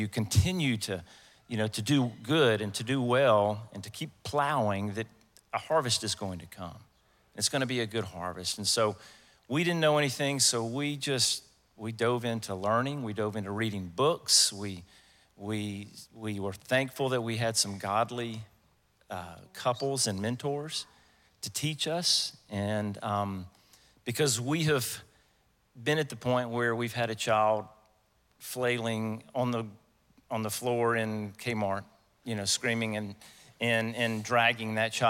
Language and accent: English; Louisiana, United States; moved away as an adult; we're from Louisiana. We moved over here 29 years ago.